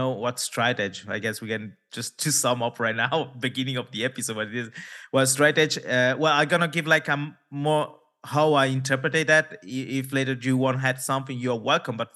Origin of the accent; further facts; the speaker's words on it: India; maybe also for because my origins, because I'm from India, people ask me, oh, it's because of your religion.